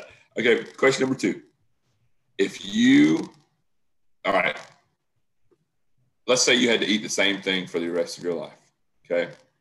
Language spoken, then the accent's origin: English; the South, United States; being a Southerner